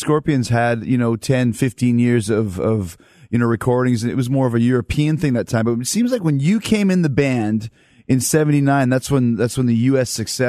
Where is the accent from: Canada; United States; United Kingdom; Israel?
Canada; Winnipeg, Manitoba; I grew up in Canada, in Winnipeg, Canada